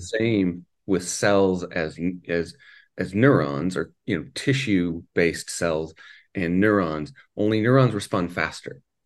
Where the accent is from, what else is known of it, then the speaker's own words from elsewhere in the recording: Canada; also born or lived in Minnesota; now in Saint Louis Park, United States; I'm actually from Canada